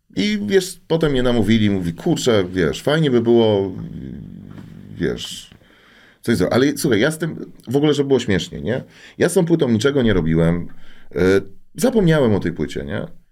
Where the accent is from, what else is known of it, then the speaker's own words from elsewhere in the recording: Łódź, Łódź Voivodeship, Poland; Ja jestem zwyczajnym gościem z Bałut, jeszcze z młodej części Teofilowa